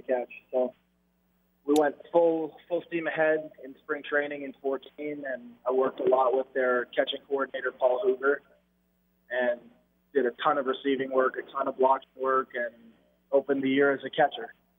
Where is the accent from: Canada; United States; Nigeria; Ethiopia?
Canada; being Canadian, I had to learn it in in school